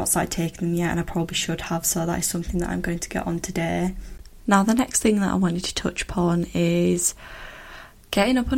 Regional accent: United Kingdom; as a British person

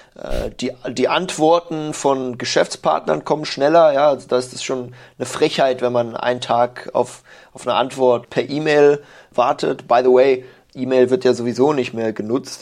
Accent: Germany; moved away as an adult; now in Shanghai, China; als Deutscher

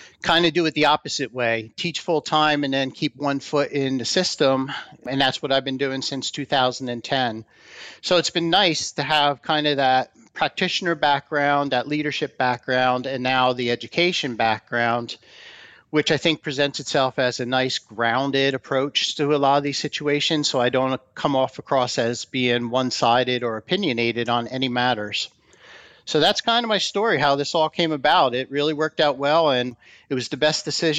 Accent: New Jersey, United States; moved away as an adult; went back to my home state of New Jersey

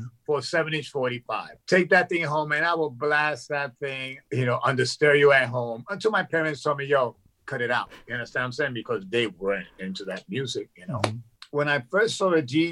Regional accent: New York City, New York, United States; we lived in Brooklyn, in a ghetto in Brooklyn

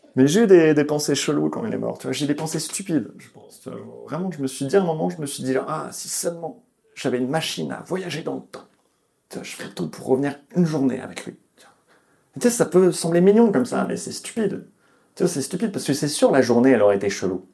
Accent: Lyon, Auvergne-Rhône-Alpes, France; moved away; je viens de Lyon à la base.

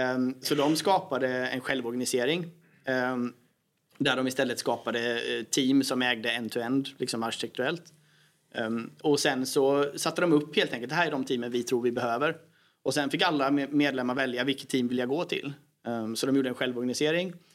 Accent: Sweden

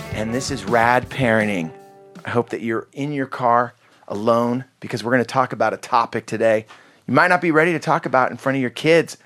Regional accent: Santa Cruz Mountains, California, United States; I grew up in Santa Cruz Mountains

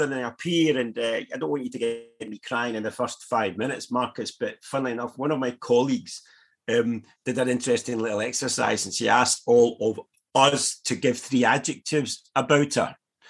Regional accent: Eaglesham, Scotland, United Kingdom; also born or lived in Paisley; now in Brookfield, United Kingdom; I'm a West of Scotland boy. I was brought up in Eaglesome, wee village in the south side that we went to school in Paisley.

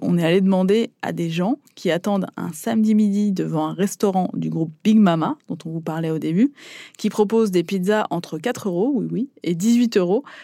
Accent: Italy; now in Paris, France; en tant qu'Italien

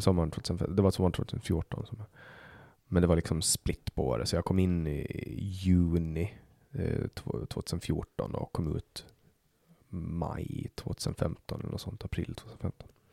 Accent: Åland, Finland; now in Sweden; Jag kommer ju från Åland som är en autonom region i Finland

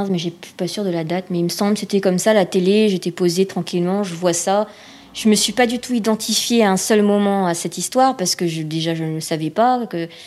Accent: Réunion, France; moi, j'ai été adoptée, je viens de la Réunion

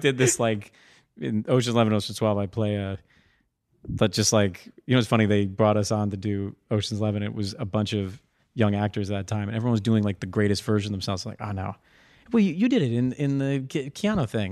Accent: Darien, Connecticut, United States; I grew up in Darien and worked at the Stamford Mall

